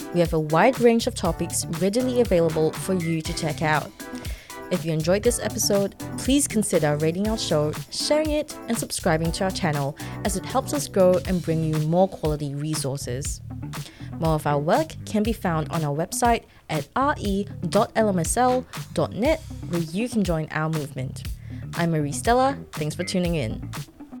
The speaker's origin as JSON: {"language": "English", "country": "Singapore", "tie": "born or raised there", "moved": "yes", "lives_now": "Australia", "said": "I grew up in Singapore"}